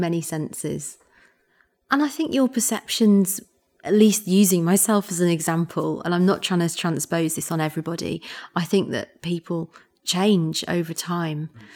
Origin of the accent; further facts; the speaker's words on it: Yorkshire and the Humber, United Kingdom; moved away; I'm from Yorkshire, and I rarely go back to Yorkshire